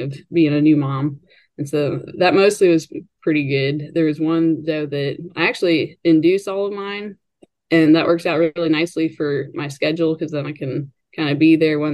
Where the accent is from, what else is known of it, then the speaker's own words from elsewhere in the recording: West Virginia, United States; moved away as an adult; now in Kentucky, United States; I'm currently based out of Kentucky. I grew up in West Virginia, kind of in that tri-state Maryland, Virginia, West Virginia area